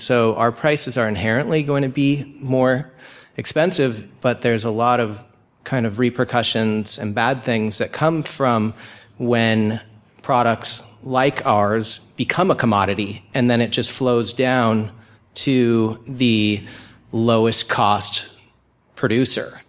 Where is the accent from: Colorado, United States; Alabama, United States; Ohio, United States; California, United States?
California, United States; Laguna Beach; I'm from Laguna Beach, California